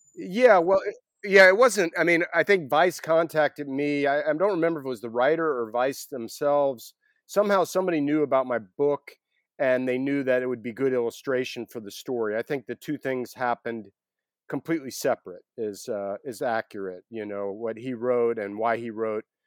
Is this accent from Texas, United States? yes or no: no; Atlanta, Georgia, United States; I grew up in Atlanta